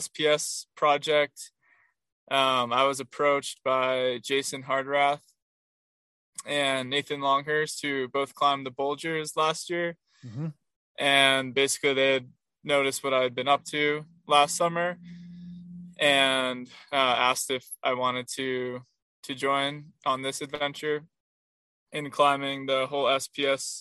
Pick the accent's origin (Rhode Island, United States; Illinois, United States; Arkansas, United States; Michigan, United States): Rhode Island, United States; moved away as an adult; also born or lived in Arizona; I'm from Rhode Island, and I grew up basically running cross country and just being out in the woods